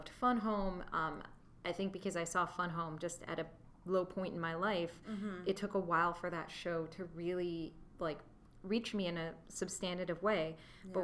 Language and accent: English; Wichita, Kansas, United States; I grew up in Wichita, Kansas